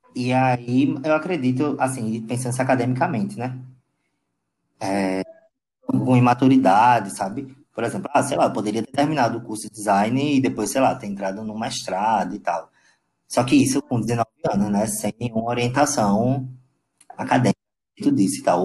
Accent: Paulista, Pernambuco, Brazil; also born or lived in Recife; Eu nasci em Recife. É, Porém, eu, eu passei a minha infância e adolescência na cidade de Paulista, fica uma hora na capital, Recife

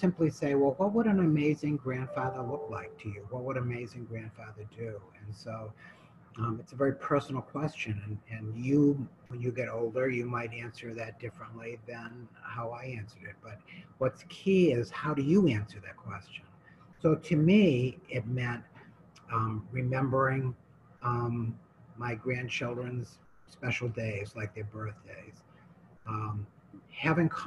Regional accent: New Hampshire, United States; I come from New Hampshire, and I was over on the West Coast

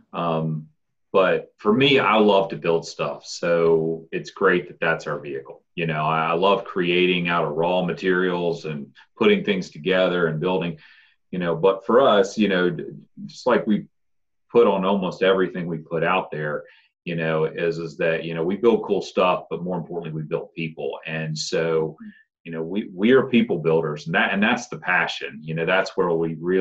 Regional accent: Waynesboro, United States; also born or lived in Nelson County; I grew up here. This is my hometown

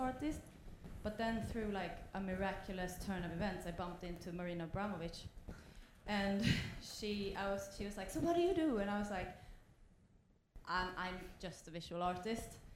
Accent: Sweden; I'm also from Sweden

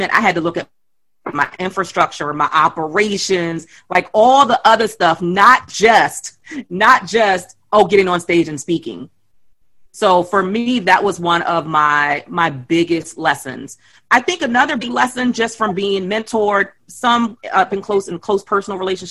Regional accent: Baltimore, Maryland, United States; I grew up in Baltimore City. I grew up in Lafayette Projects

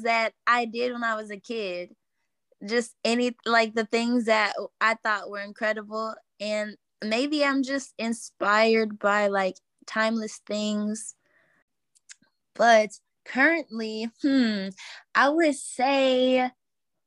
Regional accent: Houston, Texas, United States; I am a musician from Houston, Texas. I was raised in so many different areas of Houston

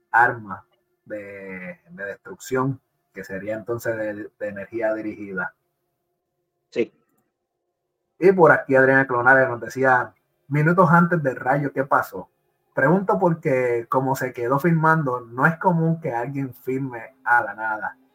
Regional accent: Puerto Rico; pues yo soy de, yo soy de Puerto Rico y es bien común ver transformadores explotando.

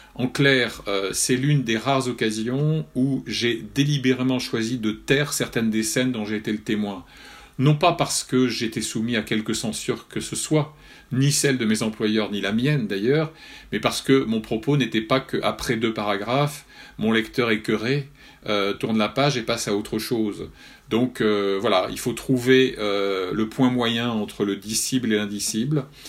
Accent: France; j'avais la chance d'avoir à 12 kilomètres de mon village de Bocanligny euh, la meilleure école de journalistes de France de l'époque

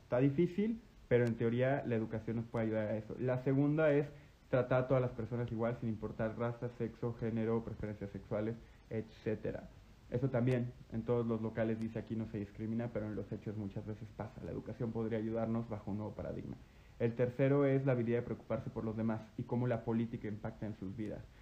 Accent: Guanajuato, Mexico; desde mi primaria hasta mi, y toda mi secundaria estudié en el Lux, en el Instituto Lux en Guanajuato

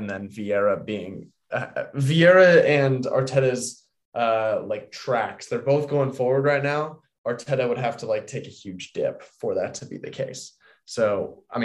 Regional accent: London, United Kingdom; I grew up in London

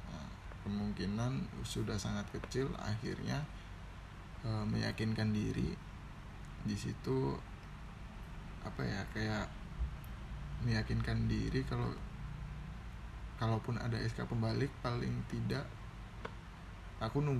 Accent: Aceh, Indonesia; yang dari kita Aceh Tengah itu dataran tinggi

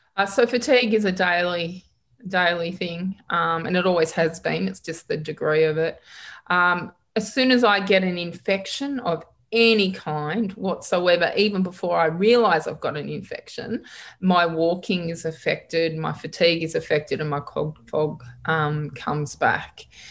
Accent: Geelong, Victoria, Australia; also born or lived in Perth; now in Victoria, Australia; I was born in Geelong

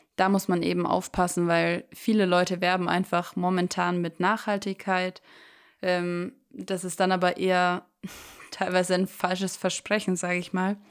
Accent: Germany; bei uns in Deutschland

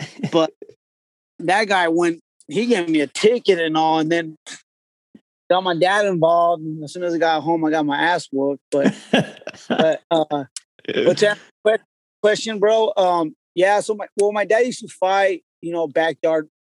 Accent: Yakima, Washington, United States; the part of Yakima where I grew up was, I didn't know, like, it was nice to me growing up because I was used to it.

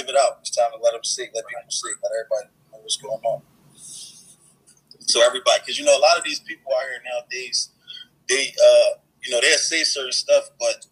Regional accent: Philadelphia, Pennsylvania, United States; I'm from North Philly, so where my block, you know, where I grew up on

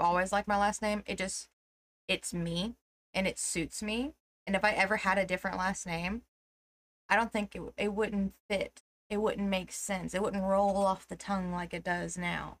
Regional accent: Tennessee, United States; we're from Tennessee

